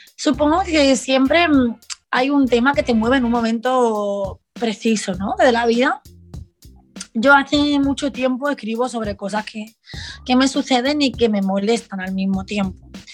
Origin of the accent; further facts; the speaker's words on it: Barcelona, Catalonia, Spain; las personas que hemos nacido en los 90, 2000, de, mm, en Barcelona, sobre todo en Barcelona, que es de donde yo vengo